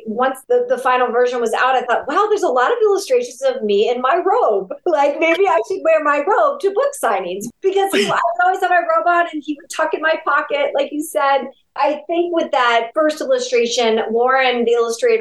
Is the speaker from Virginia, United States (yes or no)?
no; Ashtabula, Ohio, United States; my hometown of Ashtabula, Ohio